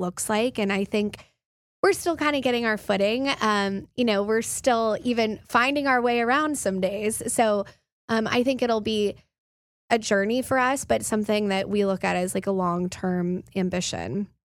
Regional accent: Midland, Texas, United States; moved away as an adult; also born or lived in New York; I grew up in Midland, um, and then my family's ranch is in far West Texas

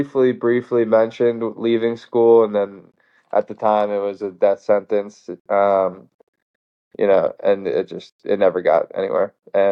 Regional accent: Rumson, New Jersey, United States; moved away; also born or lived in Oklahoma; it's in Rumson, New Jersey, which is where I'm from.

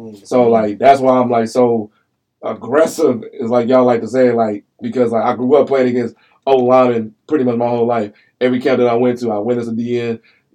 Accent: Memphis, Tennessee, United States; me growing up in Memphis, I ain't really had like a good social life

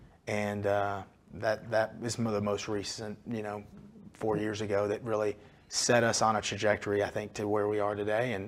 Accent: Fort Worth, Texas, United States; You know, when I was a child, my mom, we grew up in Fort Worth at Carswell Air Force Base

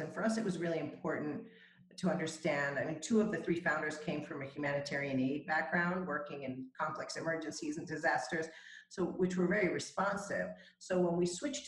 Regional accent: El Salvador; I'm from El Salvador originally

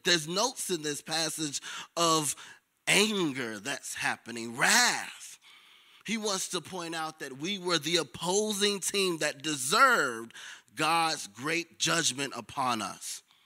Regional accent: Chicago, Illinois, United States; I'm from the South Side of Chicago

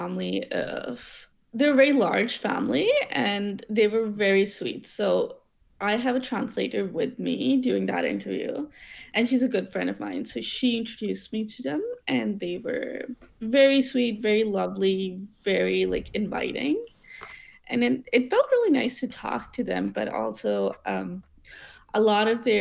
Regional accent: St. John's, Newfoundland and Labrador, Canada; moved away as an adult; also born or lived in Pakistan; now in Ottawa, Canada; I am from Newfoundland, from St. John's, which is where my parents and my brother still live. And then I'm born in Pakistan.

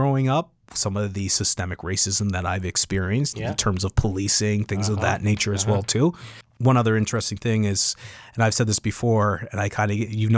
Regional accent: Yarmouth, Nova Scotia, Canada; I grew up in Yarmouth

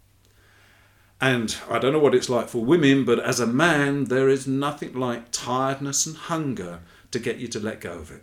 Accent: England, United Kingdom; my lovely wife, Debbie, who is Brazilian and I'm English

